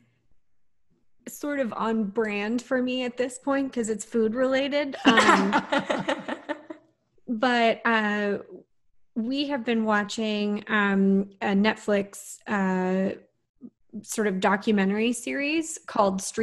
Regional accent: Texas, United States; Growing up in Texas

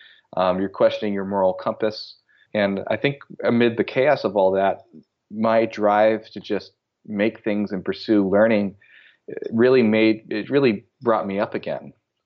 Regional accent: California, United States; They didn't really understand why I would ever dream of living in Ohio when I was from California and had lived in California for over 7 years.

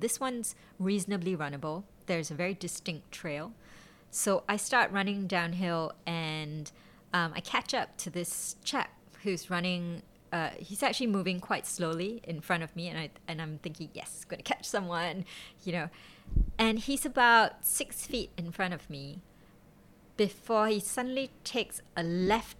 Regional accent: Singapore; being Singaporean

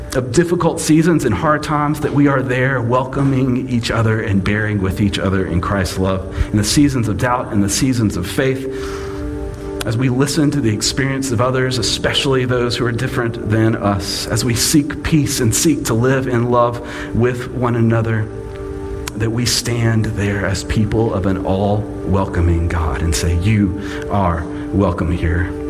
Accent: Mississippi, United States; I was born in Mississippi. My mama's family is from Mississippi. My daddy's family is from Mississippi.

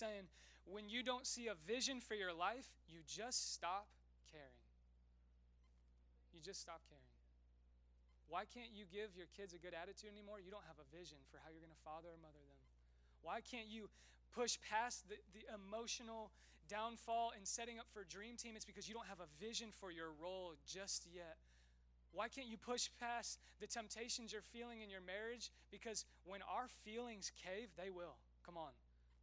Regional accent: Westfield, Indiana, United States; moved away; I actually grew up in Westfield. So I'm planting a church in my hometown

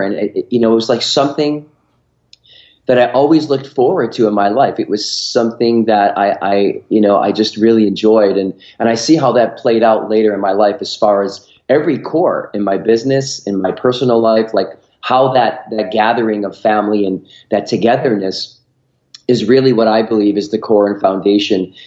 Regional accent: Rochester, New York, United States; I grew up in upstate New York. Um, uh, probably it's not a big city, but it was a good sized city, Rochester, New York

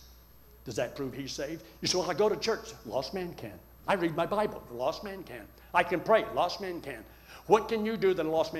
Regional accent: Colorado, United States

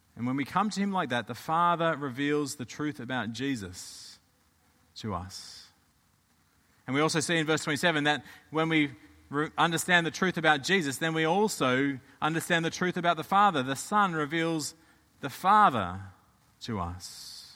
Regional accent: Australia; moved away; I'm from Australia

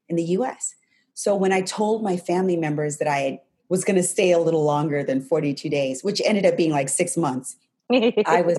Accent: New Mexico, United States; I grew up in New Mexico

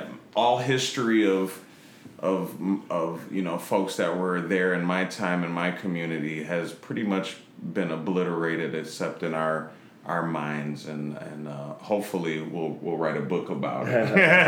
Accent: Chicago, Illinois, United States; in the Lincoln Park area, but when I was a kid, Cabrini Green was still around. Shouts out to 500 and 502 West Oak. Marshall Field Gardens. off of Sedgwick near North Avenue.

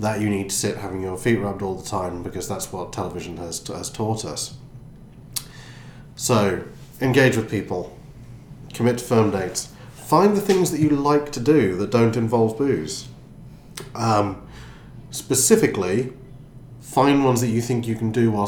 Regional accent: United Kingdom; we're all British

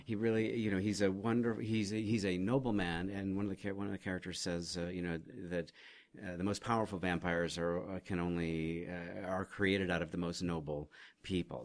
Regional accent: Oregon, United States; I was raised in Oregon

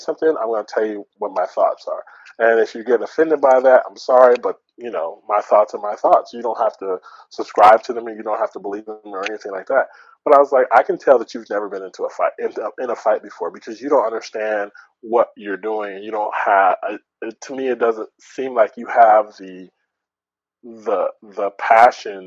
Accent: Oakland, California, United States; also born or lived in Albuquerque, New Mexico; I'm from Oakland. I grew up in a good area of Oakland

